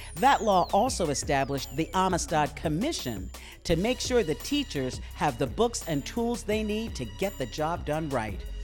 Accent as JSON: {"language": "English", "town": "New York City", "region": "New York", "country": "United States", "tie": "born or raised there", "said": "bought a house in Queens, holla, my hometown"}